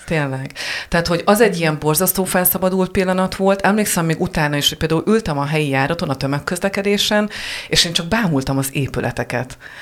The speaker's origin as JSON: {"language": "Hungarian", "region": "Heves", "country": "Hungary", "tie": "born or raised there", "said": "én Hevesről származom"}